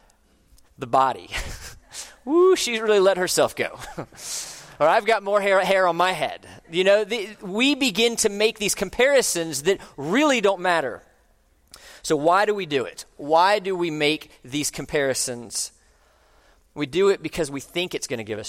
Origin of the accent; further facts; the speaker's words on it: Orlando, Florida, United States; moved away as an adult; I grew up in Orlando, and I moved away for about 20 years, and I have recently come back